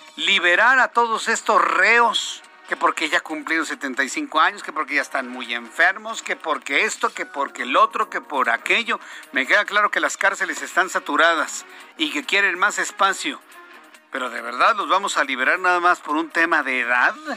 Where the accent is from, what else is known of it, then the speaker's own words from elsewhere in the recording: Mexico; nos identifica como mexicanos